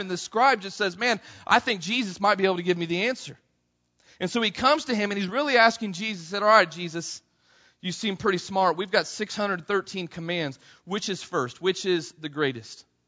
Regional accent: Missouri, United States; I grew up in Missouri

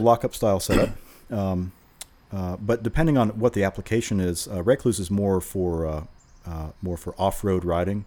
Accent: Vero Beach, Florida, United States; moved away as an adult; also born or lived in Gainesville, Florida; I grew up in Vero Beach, okay. Uh, and I spent the first twenty years in Vero

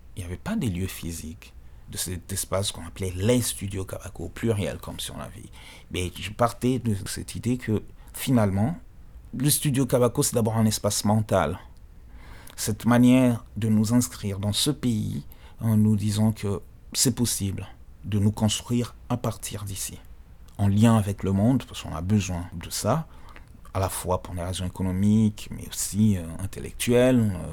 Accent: DR Congo; on est congolais

